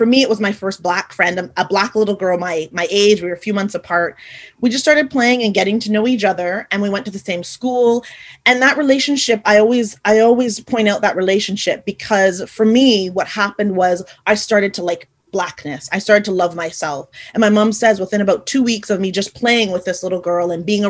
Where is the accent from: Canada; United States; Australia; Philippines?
Canada; Montreal, Quebec; also born or lived in Haiti; I was born in Haiti in the Caribbean. And I was born in the 70s, so just a few years after Chris, and brought over to Canada, where I am now residing, hence my accent, and was adopted by my family into Montreal.